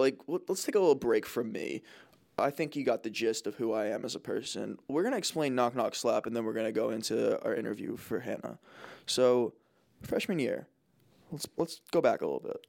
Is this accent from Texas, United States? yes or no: no; New Jersey, United States; also born or lived in Boston; I'm a Bostonian who grew up in Jersey